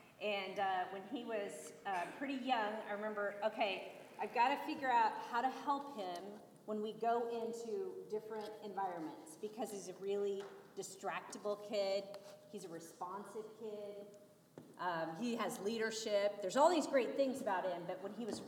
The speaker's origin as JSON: {"language": "English", "area": "outside of Des Moines", "region": "Iowa", "country": "United States", "moved": "as an adult", "lives_now": "Phoenix, United States", "said": "I'm from Iowa originally."}